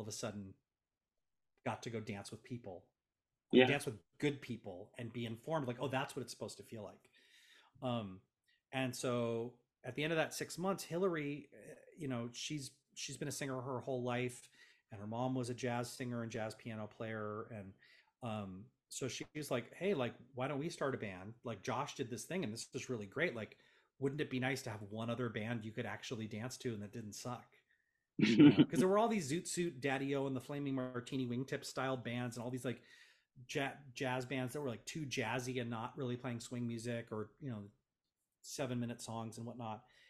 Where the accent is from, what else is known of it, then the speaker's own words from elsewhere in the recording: Los Angeles, California, United States; as an Angeleno